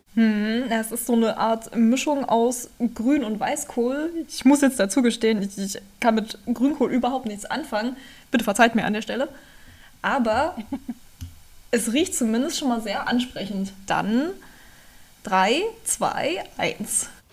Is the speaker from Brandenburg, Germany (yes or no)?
yes; Spremberg, Brandenburg, Germany; Gebürtig komme ich aus dem schönen Spremmer ganz im Süden Brandenburgs